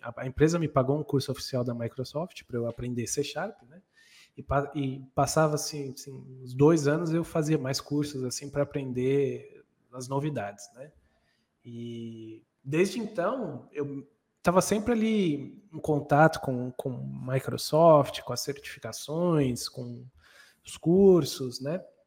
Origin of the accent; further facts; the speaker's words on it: Brazil; moved away as an adult; also born or lived in New Zealand; passado um ano, a gente voltou para o Brasil